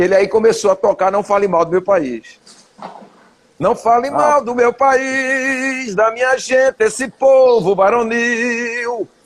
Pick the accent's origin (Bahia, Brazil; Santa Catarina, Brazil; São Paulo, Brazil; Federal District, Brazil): Bahia, Brazil; also born or lived in Itacimirim, Camaçari; eu sou baiano